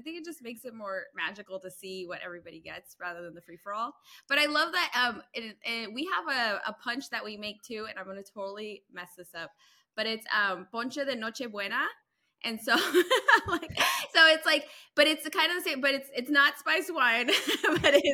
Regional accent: Diamond Bar, California, United States; moved away as an adult; now in Florida, United States; I grew up in Diamond Bar, California

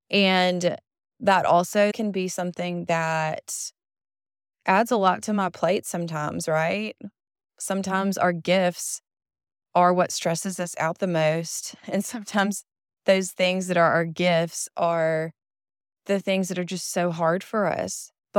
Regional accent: Mississippi, United States; And I come from Mississippi. I have been in Mississippi my entire life, born, raised, and will most likely die here.

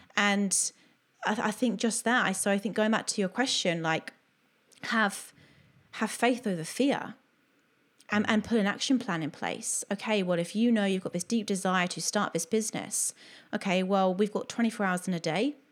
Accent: Bournemouth, South West England, United Kingdom; moved away as an adult; also born or lived in Oxford / Greece / Cardiff; now in Australia; I'm originally from Bournemouth and then I lived in Oxford

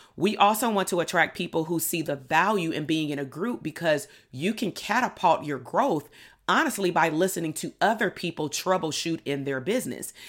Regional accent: Compton, California, United States; growing up in Compton, being Black

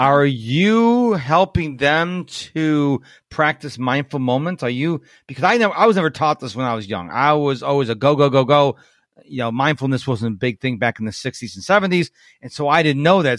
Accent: Rochester, New York, United States; now in Houston, United States; I'm in Houston and uh, I grew up in Rochester, New York

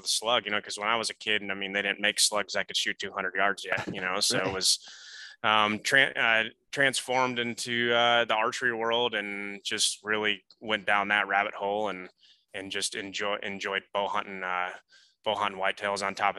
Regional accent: La Crosse, Wisconsin, United States; moved away as an adult; I grew up in Wisconsin, right on in the Mississippi River Valley, La Crosse area. It's like West Central. So, actually people think it's all flat in the Midwest, but where I'm from specifically is the Bluff Country.

